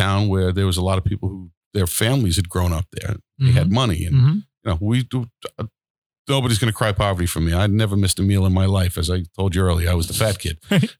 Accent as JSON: {"language": "English", "town": "Floral Park", "region": "New York", "country": "United States", "tie": "born or raised there", "also_born_or_lived": "Long Island", "moved": "yes", "said": "I grew up in Floral Park on the Queens side."}